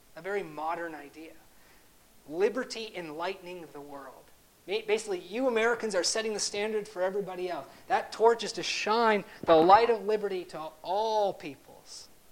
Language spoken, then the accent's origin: English; Canada; as a Canadian, although I'm a dual citizen, I grew up in Canada